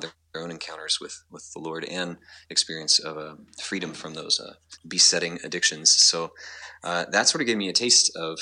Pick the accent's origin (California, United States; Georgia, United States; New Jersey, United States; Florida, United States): Florida, United States; Panama City Beach; I was born and raised in Panama City Beach, Florida